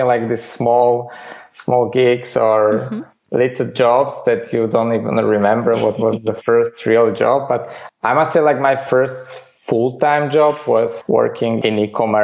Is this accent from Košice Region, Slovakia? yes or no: no; Bratislava, Bratislava Region, Slovakia; moved away as an adult; now in Netherlands; I grew up in the capital of this small country, Slovakia, in Bratislava